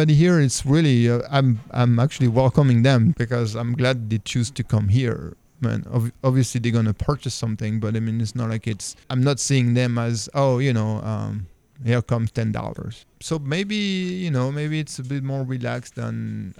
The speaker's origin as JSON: {"language": "English", "country": "France", "moved": "as an adult", "lives_now": "Raleigh, United States", "said": "even though I'm French, I'm also American. I became American last year"}